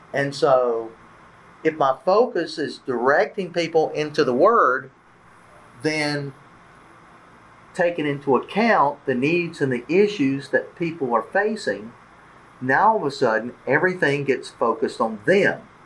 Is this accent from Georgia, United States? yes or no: yes; Albany, Georgia, United States; now in Tennessee, United States; I grew up here in Georgia, grew up in Southwest Georgia in Albany